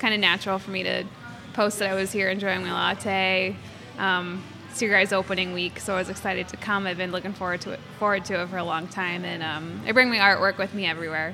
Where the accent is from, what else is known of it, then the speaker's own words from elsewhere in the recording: Quincy, Massachusetts, United States; I'm from Quincy. I'm born and raised here